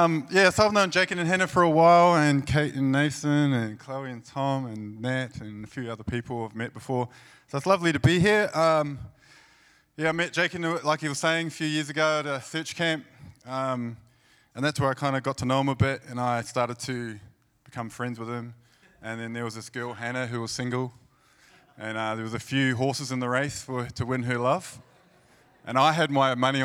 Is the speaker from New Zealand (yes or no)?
yes; Christchurch, Canterbury, New Zealand; I'm from New Zealand, from Christchurch, actually.